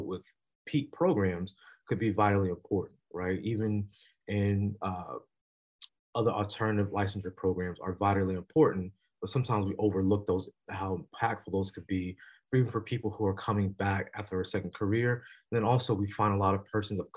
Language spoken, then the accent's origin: English; Columbia, South Carolina, United States; moved away; I'm originally from Columbia, South Carolina.